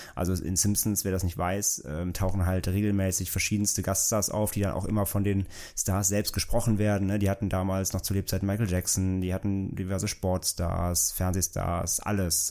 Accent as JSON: {"language": "German", "country": "Germany", "said": "bei uns in Deutschland"}